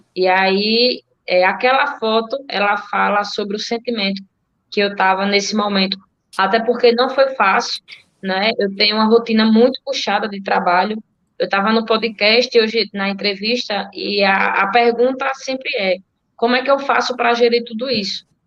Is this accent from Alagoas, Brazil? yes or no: yes; Delmiro Gouveia, Alagoas, Brazil; eu sou delmirense, nasci em Delmiro, moro há 28 anos aqui em Delmiro.